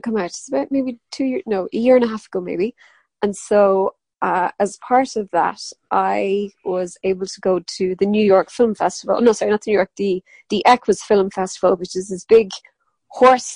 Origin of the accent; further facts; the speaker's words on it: Ireland; accent: Irish; everybody else was English and it was me with my Irish accent.